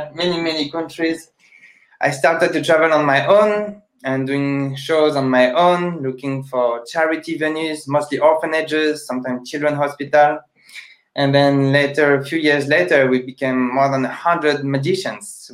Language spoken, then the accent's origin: English; France; English is a second language; I'm a magician from France